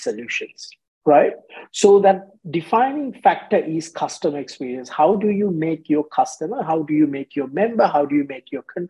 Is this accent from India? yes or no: no; Sri Lanka; moved away as an adult; now in Australia; growing up in Sri Lanka